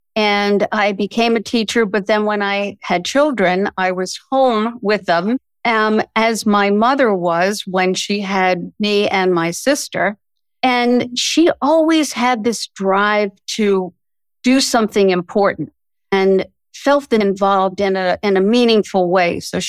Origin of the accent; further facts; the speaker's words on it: Brooklyn, New York, United States; also born or lived in Connecticut; now in Washington, D.C. area, United States; My husband and I grew up in Brooklyn, New York, got married, moved to Connecticut